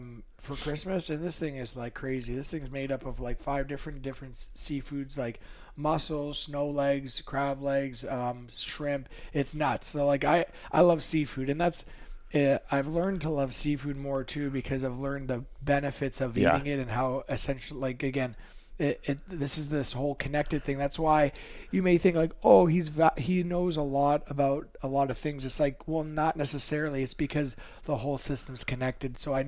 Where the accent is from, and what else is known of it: Toronto, Ontario, Canada